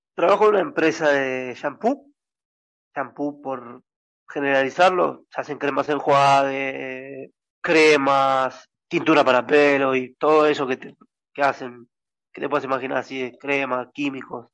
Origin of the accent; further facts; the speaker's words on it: San Martín, Buenos Aires Province, Argentina; yo soy de San Martín